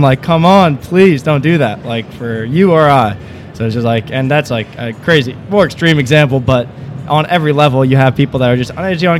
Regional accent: Long Island, New York, United States; I'm from Long Island, New York

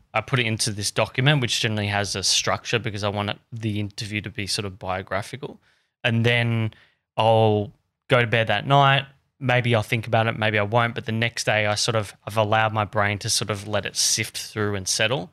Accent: Australia; I'm just this dumb, dumb Aussie kid

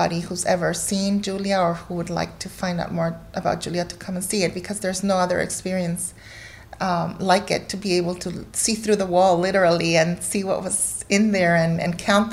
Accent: Guatemala; also born or lived in United States; now in North Carolina, United States; I was born here, I grew up in Guatemala

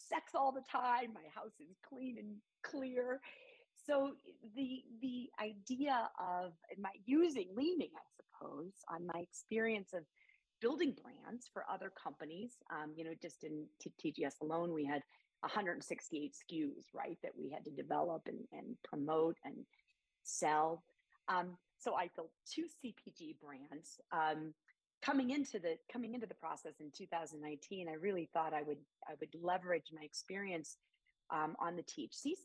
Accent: near St. Louis, Illinois side, United States; moved away; also born or lived in Chicago, Illinois / Denver, Colorado; my hometown, you know, right on the border of St. Louis

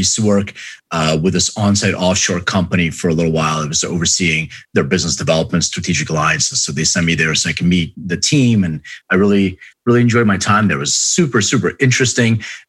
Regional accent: Philadelphia, Pennsylvania, United States; I grew up in Philly

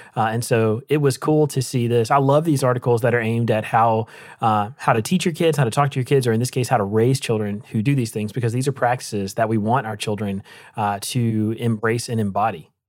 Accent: Rocky Mount, North Carolina, United States; moved away; my hometown in Rocky Mountain, North Carolina

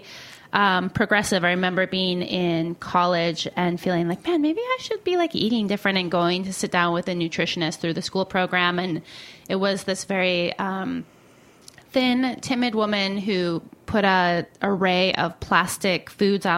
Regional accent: New York, United States; I'm a New Yorker

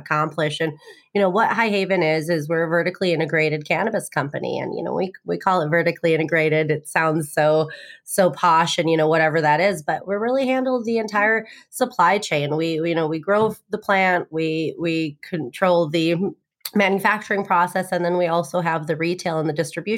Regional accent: Illinois, United States; Illinois, which is my home state

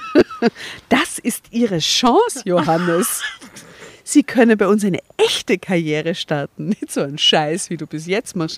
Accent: Austria; bei uns in Österreich

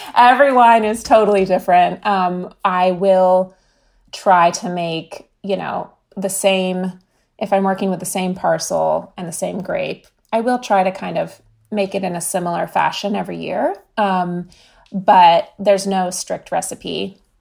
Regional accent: California, United States; growing up in California

